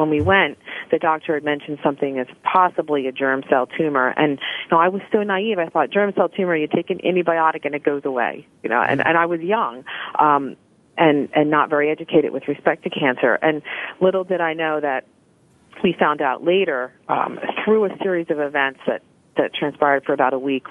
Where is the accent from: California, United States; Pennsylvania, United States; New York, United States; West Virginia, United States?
Pennsylvania, United States; Philadelphia; in high school, growing up in the Philadelphia area